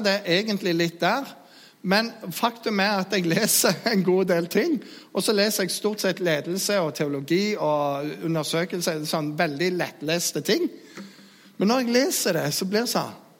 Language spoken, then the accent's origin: Norwegian; Jæren, Rogaland, Norway; Jeg er jærbu